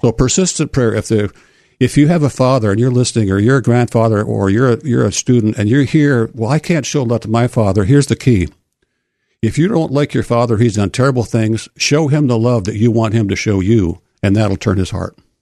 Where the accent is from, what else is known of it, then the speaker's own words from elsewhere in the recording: Port Huron, Michigan, United States; moved away as an adult; also born or lived in Oregon; I grew up in Port Huron, Michigan